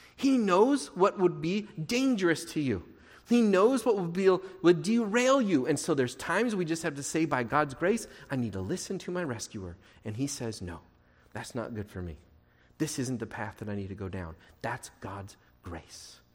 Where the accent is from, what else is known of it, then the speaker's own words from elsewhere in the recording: Portland, Oregon, United States; I grew up in Portland